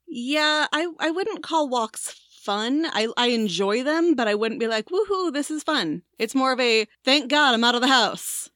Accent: Tornado Alley, United States; moved away; also born or lived in Washington, D.C.; we grew up in Tornado Alley

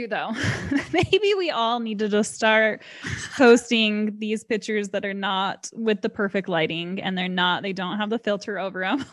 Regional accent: Utah, United States; I was born and raised here in Utah, still live here

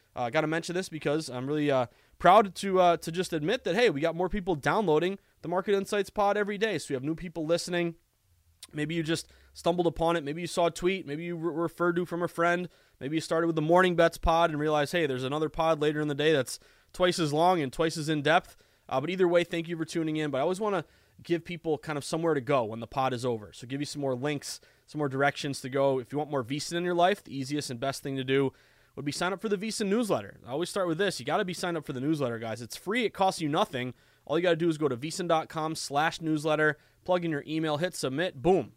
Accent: the Berkshires, Massachusetts, United States; moved away as an adult; also born or lived in Burlington, Vermont; now in Boston, United States; where I grew up in the Berkshire

